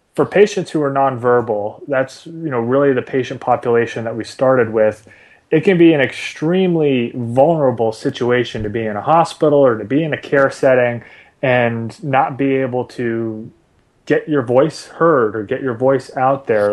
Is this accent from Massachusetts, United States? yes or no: yes; Boston, Massachusetts, United States; I grew up in Boston